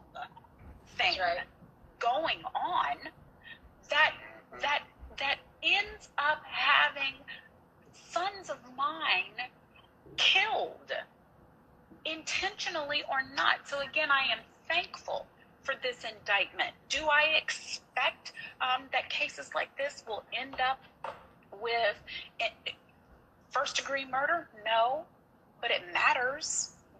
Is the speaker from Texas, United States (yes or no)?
yes; Galveston, Texas, United States; This is my home county. I'm from Galveston.